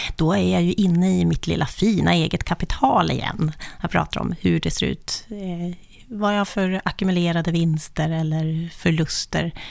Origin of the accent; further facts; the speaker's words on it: Östhammar, Uppsala County, Sweden; now in Uppsala, Sweden; Jag är född i lilla Östhammar, men vid kusten. Kustens pärla, men bor i Uppsala sedan ganska många år tillbaka